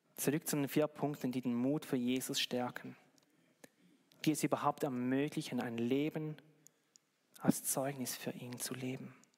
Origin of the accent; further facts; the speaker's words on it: Switzerland; bei uns in der Schweiz